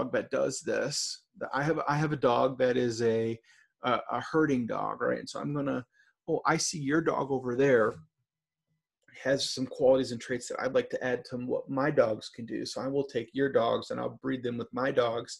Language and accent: English; Michigan, United States; I'm from Michigan